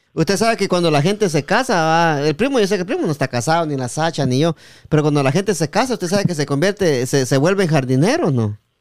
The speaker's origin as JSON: {"language": "Spanish", "country": "Guatemala", "said": "en Guatemala también a Recho le decimos"}